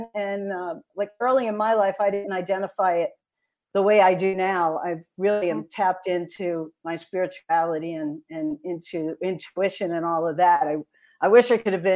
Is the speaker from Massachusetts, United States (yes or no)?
no; New York City, New York, United States; accent: Brooklyn; I was born in Brooklyn, New York in 1961, and I grew up in Bensonhurst